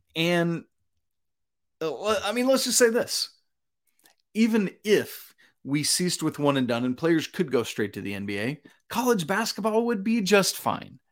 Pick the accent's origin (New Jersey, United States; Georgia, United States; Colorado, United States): Georgia, United States; my home state of Georgia